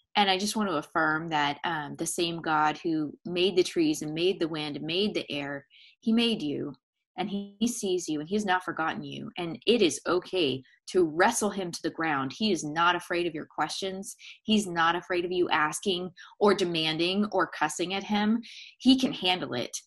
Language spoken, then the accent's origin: English; San Diego, California, United States; moved away as an adult; now in East Tennessee, United States; We were living in San Diego last fall. Um, and we had been there for that's my hometown. We're in East Tennessee now